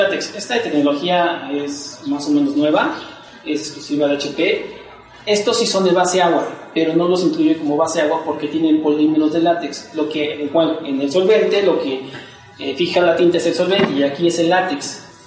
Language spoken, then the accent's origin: Spanish; Mexico City, Mexico; desde que salí de la universidad, allá de Xochimilco, también soy de allá.